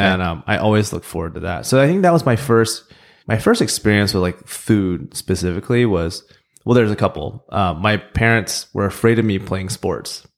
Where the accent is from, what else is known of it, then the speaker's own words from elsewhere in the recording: Oklahoma, United States; also born or lived in Seoul, South Korea; Growing up in Oklahoma